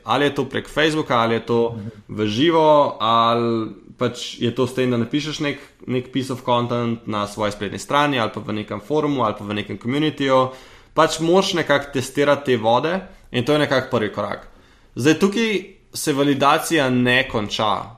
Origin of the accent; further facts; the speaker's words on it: Slovenia; sem iz Slovenije